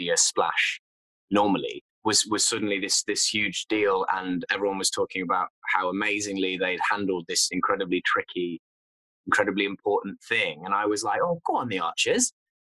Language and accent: English; Nottingham, East Midlands, United Kingdom; I'm from Nottingham